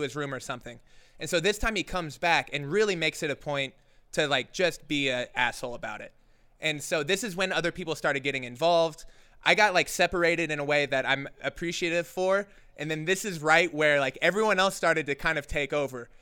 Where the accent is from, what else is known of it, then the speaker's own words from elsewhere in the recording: Oklahoma City, Oklahoma, United States; now in Joshua Tree, United States; I haven't been back to Oklahoma, which is where I'm from. I'm from Oklahoma City.